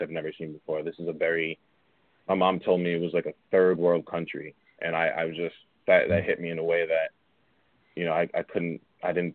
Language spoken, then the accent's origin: English; New York City, New York, United States; I'm from Queens. I grew up in Queens. I bounced around a little bit, but Queens is my home, definitely.